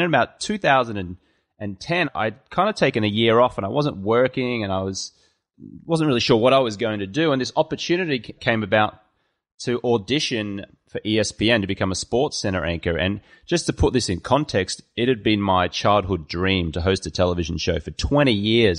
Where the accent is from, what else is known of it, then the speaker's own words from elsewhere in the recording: Brisbane, Queensland, Australia; accent: Australian; moved away as an adult; also born or lived in London; now in Los Angeles, United States; I was born in Brisbane, Australia